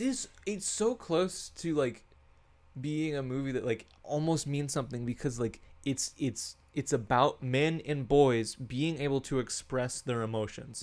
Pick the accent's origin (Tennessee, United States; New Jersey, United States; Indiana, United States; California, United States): Indiana, United States; Bloomington; now in Cincinnati, United States; we we are from Bloomington, Indiana.